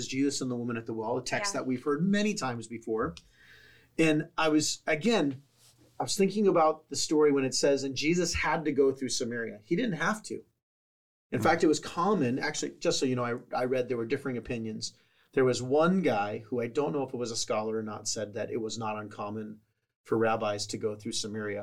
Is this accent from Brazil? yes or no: no; San Diego, California, United States; growing up in San Diego, I swam with sharks out in the ocean, in the wild